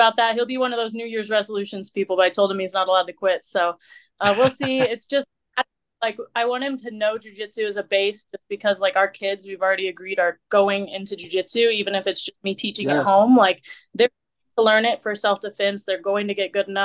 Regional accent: Missouri, United States; moved away as an adult; also born or lived in Virginia; now in Colorado, United States; So from Missouri, grew up there pretty much, I don't know, like from 12, I'm trying to remember, like 14 to, you know, my early 20s

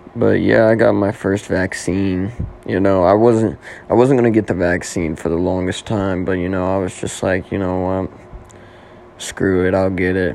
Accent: Oklahoma, United States; moved away as an adult; now in Nashville, United States; I'm originally from Oklahoma

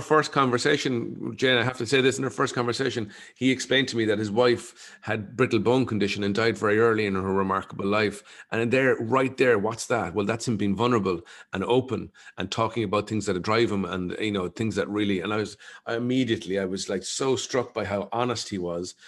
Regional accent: Ireland; as an Irish person

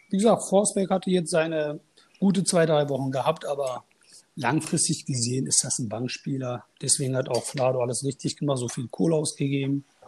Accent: Münster, North Rhine-Westphalia, Germany; also born or lived in Turkey; bin 38 Jahre alt und komme aus Münster. Und geboren bin ich in der Türkei.

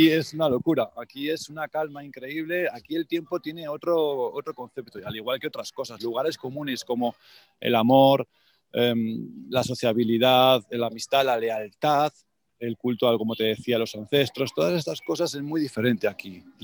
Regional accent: Calatayud, Aragon, Spain; moved away; voy a estar en Aragón, que sabes que yo soy

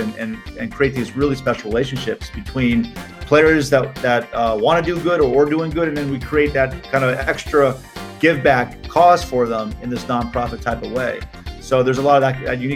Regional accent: Miami, Florida, United States; I'm from Miami, Florida, obviously a great city for outdoor sports

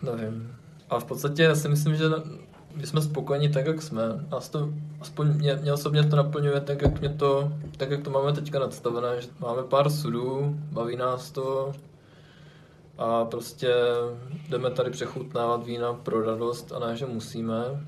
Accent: near Ostrava, Moravian-Silesian Region, Czechia; moved away as an adult; also born or lived in Brno; jsem původem od Ostravy

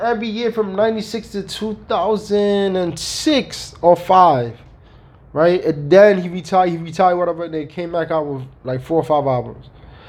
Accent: New York, United States; I'm talking from New York, right?

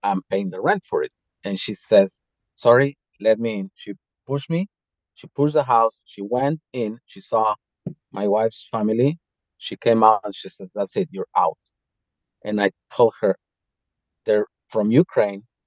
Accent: Mexico; now in Slovakia; going back to mexico

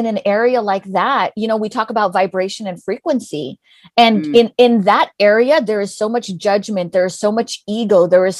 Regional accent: California, United States; also born or lived in Washington, D.C.; I'm Greek. And they're like, no, where, what are you? And then I'm like, oh, well, I'm American. They're like, well, where are you from? I was like, well, I'm from California.

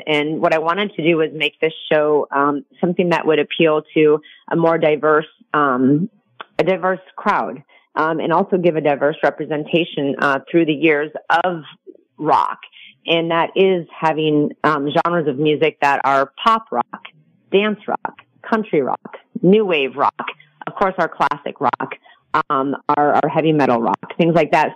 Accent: Minnesota, United States; also born or lived in Michigan; now in Las Vegas, United States; grew up in uh, Minnesota

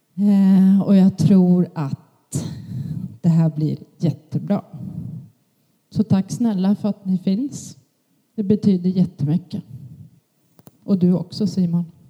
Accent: Jämtland, Sweden; moved away; Jag är född i Jämtland, växte upp i en pingstförsamling där.

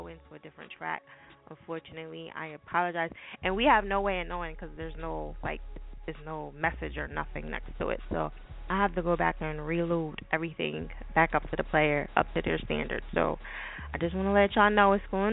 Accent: New Jersey, United States; I'm from Jersey

